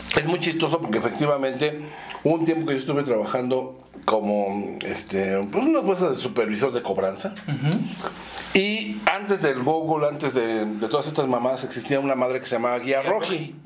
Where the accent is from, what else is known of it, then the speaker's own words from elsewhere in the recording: Mexico City, Mexico; also born or lived in Zamora, Michoacán; ahí en la colonia este, Condesa. Ahí es donde nací. Es de la Condesa. Sí. Luego ya nos fuimos a vivir a la Roma.